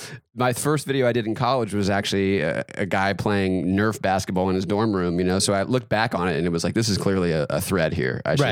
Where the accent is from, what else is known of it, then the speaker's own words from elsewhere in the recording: North Carolina, United States; I grew up in North Carolina, big basketball state.